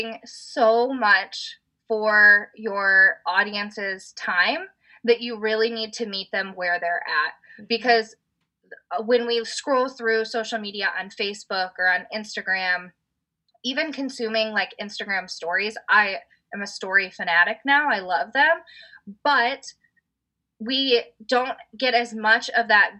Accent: Indiana, United States; my husband, we're from Indiana

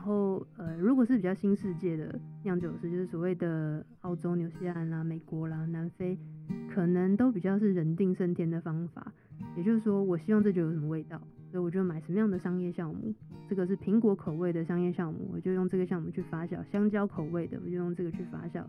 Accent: Taiwan; 因为我是台湾人

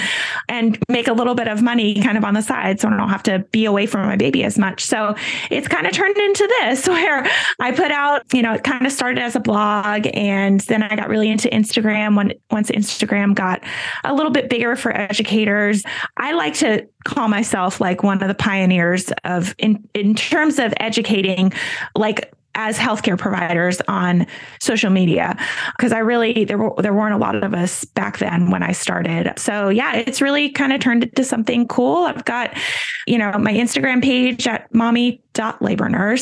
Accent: Raleigh, North Carolina, United States; I'm from Raleigh, North Carolina

